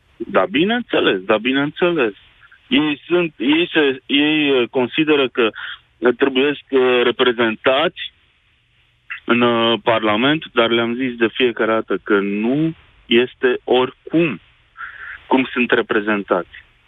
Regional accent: Sfântu Gheorghe, Covasna County, Romania; sunt din Sfântul Gheorghe

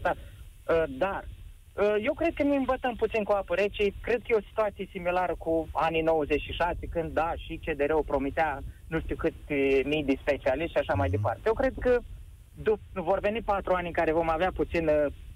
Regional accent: Iași, Iași County, Romania; sunt din Iași

